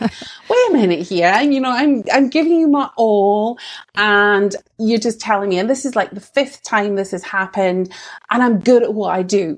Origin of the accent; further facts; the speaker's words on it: Scottish Borders, Scotland, United Kingdom; accent: Scottish; what you can probably tell from my accent is that I'm Scottish. So I'm actually like in the Scottish borders. And now I'm Scottish born and bred.